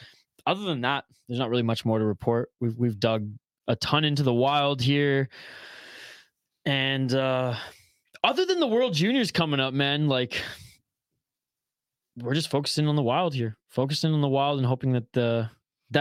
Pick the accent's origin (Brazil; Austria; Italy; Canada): Canada; as a Canadian here